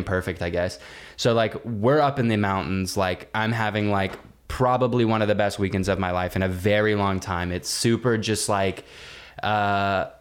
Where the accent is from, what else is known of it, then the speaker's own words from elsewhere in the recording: Granbury, Texas, United States; moved away; my hometown in Granbury, Texas